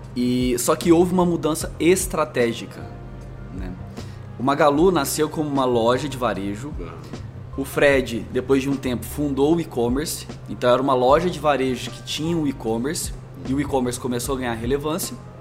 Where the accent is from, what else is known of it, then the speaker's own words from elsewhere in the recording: Franca, São Paulo, Brazil; moved away as an adult; also born or lived in Minas Gerais; now in São Paulo, Brazil; eu sou mineiro do RG, então também nasci em Minas, mas me criei em Franca